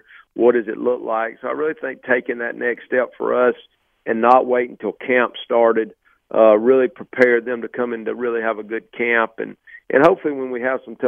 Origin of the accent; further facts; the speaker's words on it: Alabama, United States; I'm from Alabama